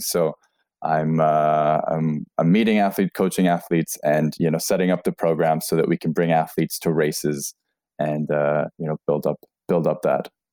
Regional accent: Canada; moved away as an adult; now in Norway; I'm originally from Canada

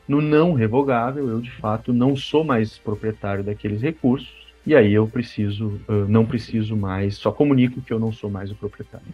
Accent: Passo Fundo, Rio Grande do Sul, Brazil; accent: gaúcho; now in Porto Alegre, Brazil; Sou, sou gaúcho. Eu sou, eu sou gaúcho de Passo Fundo

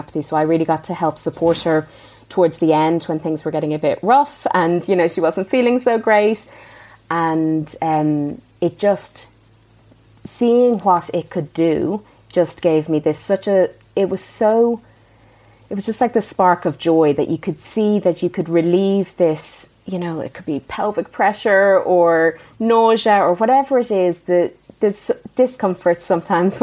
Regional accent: Ireland; moved away; growing up in Ireland

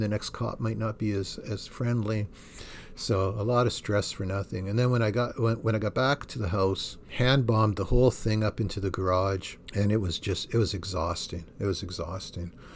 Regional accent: Thunder Bay, Ontario, Canada; moved away; I grew up in Thunder Bay, Ontario

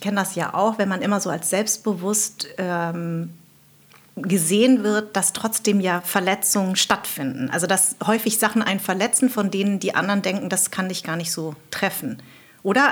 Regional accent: Darmstadt, Hesse, Germany; accent: Hessisch; ich bin in Darmstadt groß geworden

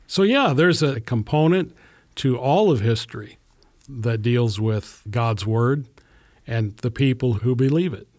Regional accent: Eldora, Iowa, United States; my hometown of Eldora, was officially founded

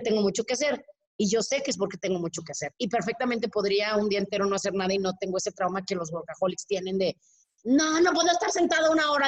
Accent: Mexico; así somos los mexicanos

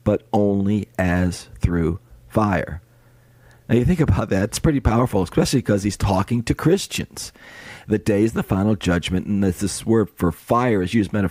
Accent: New York, United States; growing up in New York where it was snowy.

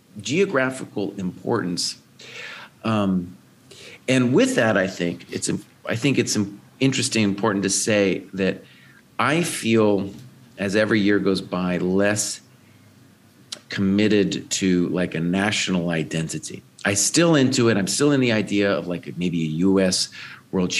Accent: New Mexico, United States; when I was a kid, I was growing up in New Mexico

